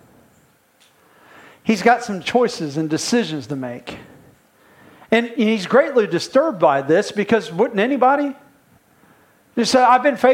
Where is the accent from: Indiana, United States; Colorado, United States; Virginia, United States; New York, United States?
Indiana, United States; I'm from Indiana